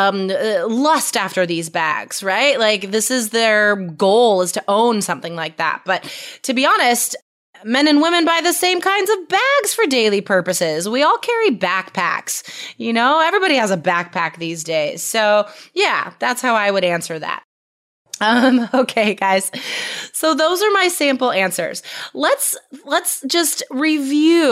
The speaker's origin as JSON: {"language": "English", "country": "United States", "lives_now": "Portland, United States", "said": "I'm an American or I live in Portland, Oregon"}